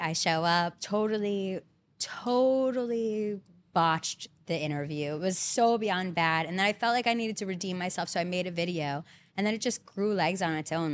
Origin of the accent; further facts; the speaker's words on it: Belmar, New Jersey, United States; moved away as an adult; now in Hoboken, United States; I'm originally basically from the Jersey Shore